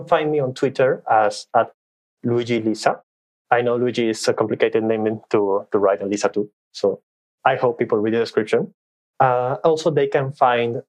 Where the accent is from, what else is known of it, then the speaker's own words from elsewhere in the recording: Peru; English is a second language; I'm from Peru. I was born and raised here.